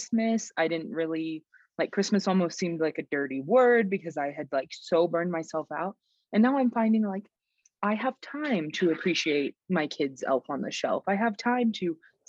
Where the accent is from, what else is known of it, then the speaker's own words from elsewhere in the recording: Texas, United States; now in Montana, United States; I'm from Texas originally